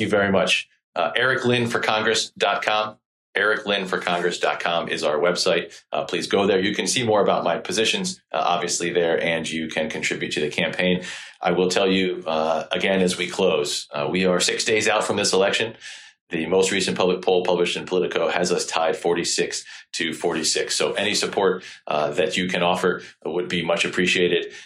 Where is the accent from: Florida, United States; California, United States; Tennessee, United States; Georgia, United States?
Florida, United States; St. Petersburg; my hometown of Saint Petersburg and the Tampa Bay area here in, Florida